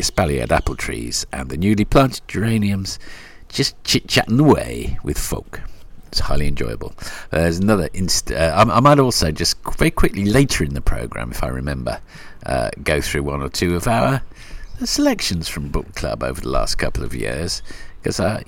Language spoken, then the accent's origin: English; Melbourne, Victoria, Australia; moved away; also born or lived in England; I think they're based in Melbourne as well, so that's nice. My hometown